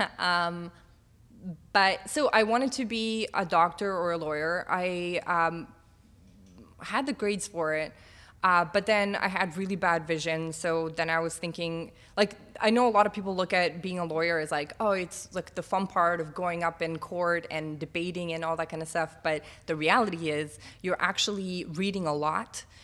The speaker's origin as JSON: {"language": "English", "country": "Bosnia & Herzegovina", "also_born_or_lived": "North Macedonia", "moved": "yes", "lives_now": "Toronto, Canada", "said": "I'm from Bosnia"}